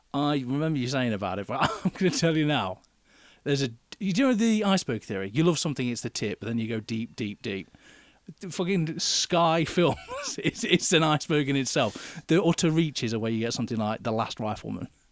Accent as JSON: {"language": "English", "country": "United Kingdom", "said": "being British"}